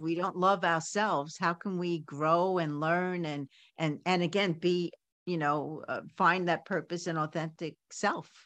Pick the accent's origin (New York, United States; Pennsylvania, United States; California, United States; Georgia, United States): New York, United States; New York City; I grew up in Coney Island